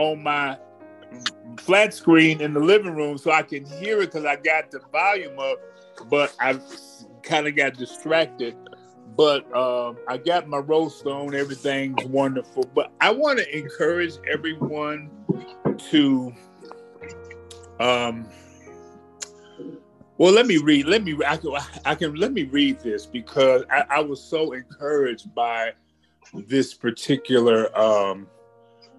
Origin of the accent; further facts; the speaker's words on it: Chicago, Illinois, United States; being born and raised in Chicago